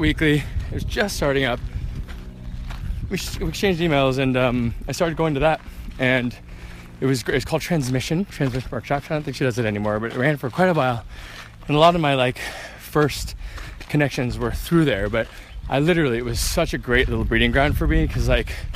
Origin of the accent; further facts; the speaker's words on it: Orange County, California, United States; moved away as an adult; now in London, United Kingdom; I grew up in Orange County, California, not too far from here.